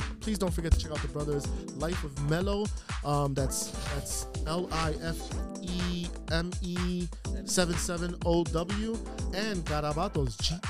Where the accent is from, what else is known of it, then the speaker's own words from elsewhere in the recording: New York City, New York, United States; now in Western Massachusetts, United States; a small, intimate gig in Brooklyn in my hometown.